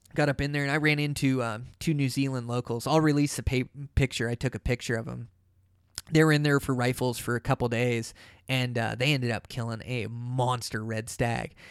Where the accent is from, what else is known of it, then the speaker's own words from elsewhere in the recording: Pacific Northwest, United States; I come from the Pacific Northwest where there's ferns